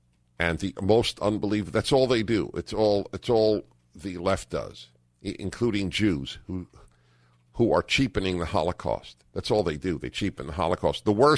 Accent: Midwest, United States; When I was growing up in the Midwest, coming out to my family at the age of 15 was one of the hardest things I've ever done.

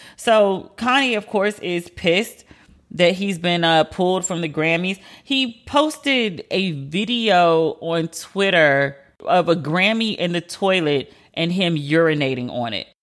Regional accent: United States; as an American

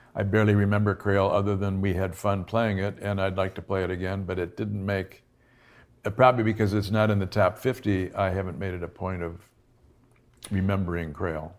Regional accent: Buffalo, New York, United States; I'm from Buffalo

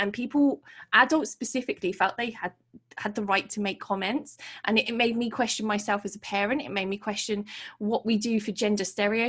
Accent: Portsmouth, South East England, United Kingdom; I put it out there in my city, which is my hometown in Portsmouth

